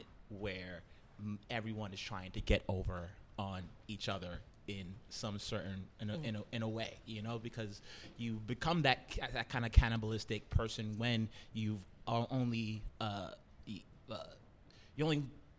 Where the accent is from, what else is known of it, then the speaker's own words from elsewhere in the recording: New York City, New York, United States; born and raised in Brooklyn. I'm from a little neighborhood called East New York